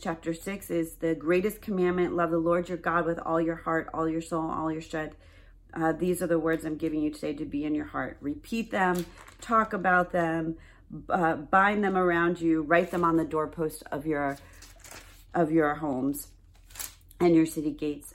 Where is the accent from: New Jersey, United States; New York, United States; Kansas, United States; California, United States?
New York, United States; my home state of New York